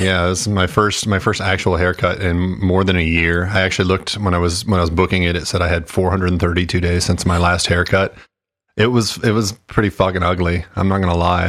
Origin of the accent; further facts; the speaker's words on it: Texas, United States; I grew up in Texas